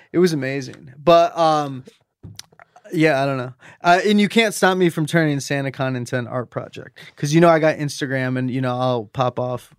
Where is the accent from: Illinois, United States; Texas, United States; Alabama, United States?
Illinois, United States; Chicago; I'm from Chicago.